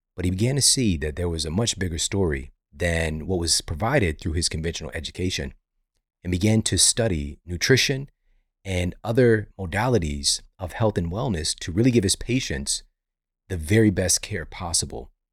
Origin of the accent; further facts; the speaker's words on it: Missouri, United States; I'm from Missouri. You know it's coming from the Show Me State